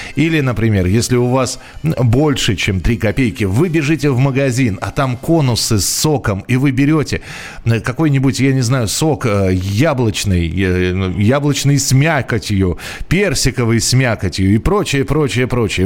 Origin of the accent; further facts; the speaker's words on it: Moscow, Russia; я родился и вырос в Москве